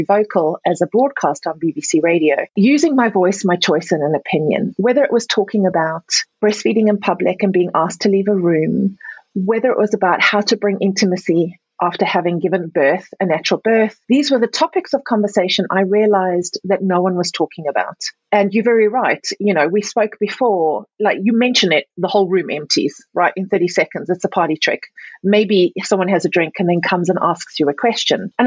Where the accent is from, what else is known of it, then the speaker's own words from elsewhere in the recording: South Africa; moved away; also born or lived in Europe; I was born and raised in Africa, South Africa specifically, but also Europe.